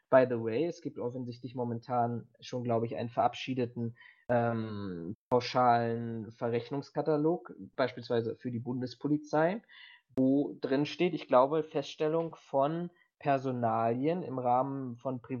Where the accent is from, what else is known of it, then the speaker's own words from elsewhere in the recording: Berlin, Germany; Ich bin ja auch Berliner